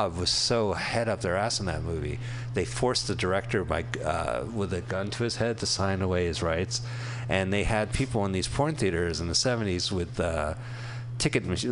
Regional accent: Montclair, New Jersey, United States; There was a head store in my town in New Jersey called Inner Dimensions

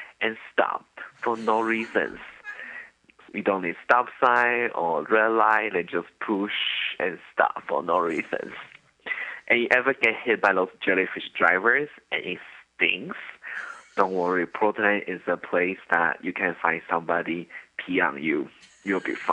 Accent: Taiwan; I'm from Taiwan

